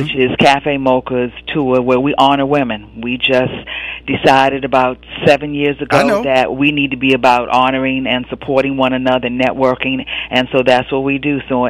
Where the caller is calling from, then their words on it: Washington, District of Columbia, United States; I'm calling in from Washington, D.C.